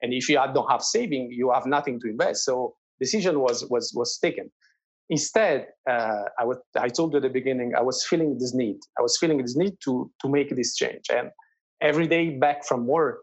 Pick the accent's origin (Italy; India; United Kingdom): Italy; near the Amalfi Coast, Campania; English is a second language; moved away as an adult; also born or lived in France / China; my hometown is a beautiful place in the south of Italy, close by the Amalfi Coast